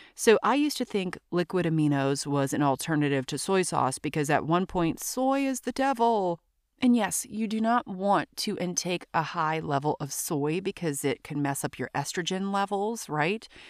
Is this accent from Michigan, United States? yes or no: no; Louisiana, United States; also born or lived in New York, New Jersey area; now in New York/New Jersey area, United States; I'm from Louisiana